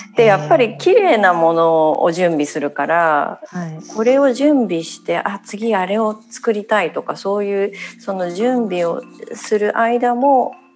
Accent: Tokyo, Japan; 私の実家はその東京のマンションなので庭もないし

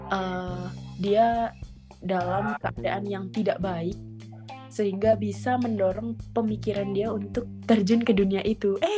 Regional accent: Blora, Central Java, Indonesia; now in Konya, Turkey; selamat malam dari Turki. Mantap. … Aku domisili di Konya. Kalau di Indonesia-nya aku dari Blora, Jawa Tengah

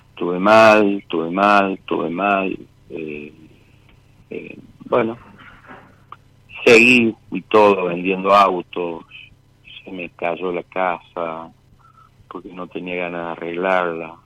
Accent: Villa Mercedes, San Luis, Argentina; also born or lived in Buenos Aires; siempre fuimos de Villa Mercedes.

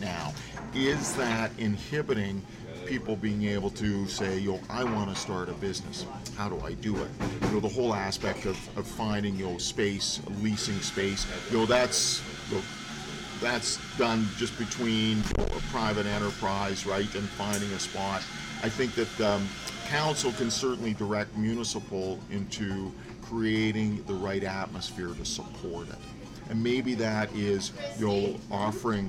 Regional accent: North Shore, British Columbia, Canada; moved away as an adult; now in Whistler, Canada; I grew up just down on the North Shore

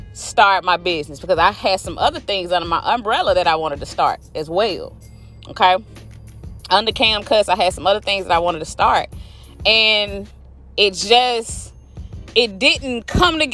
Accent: Florida, United States; moved away; in Florida, in my hometown

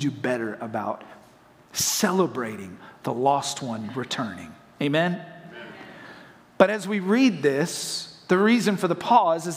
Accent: Hendersonville, North Carolina, United States; now in Florida, United States; I'm from Hendersonville, North Carolina

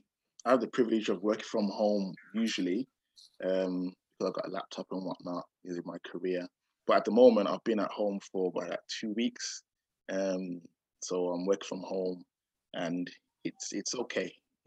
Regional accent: Birmingham, West Midlands, United Kingdom; I'm from Birmingham. I go to Hands of Church. I am a social worker.

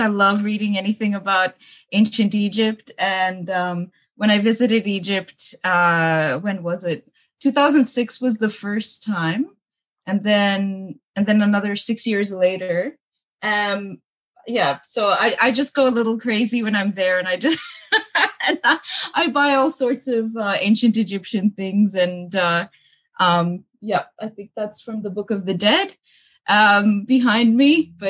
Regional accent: Australia; I feel like it's okay to be different in Australia.

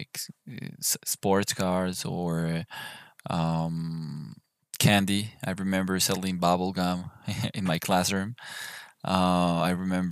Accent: Bogotá, Colombia; I am from Bogota, Colombia.

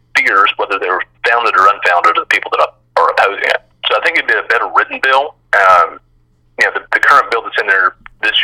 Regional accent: Spartanburg, South Carolina, United States; I'm originally from Spartanburg

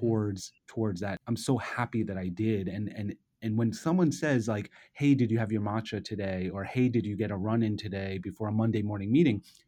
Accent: New York City, New York, United States; I'm a native New Yorker, I grew up here

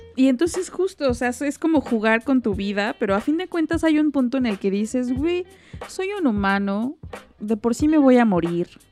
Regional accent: Mexico; como mexicanos

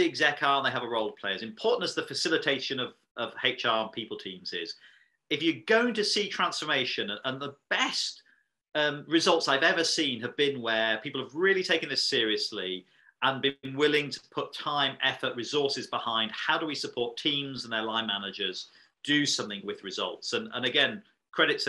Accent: Yorkshire and the Humber, United Kingdom; as a Yorkshireman

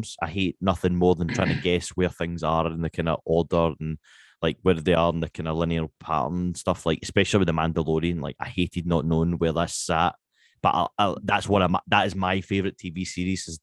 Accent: Scotland, United Kingdom; I'm Scottish

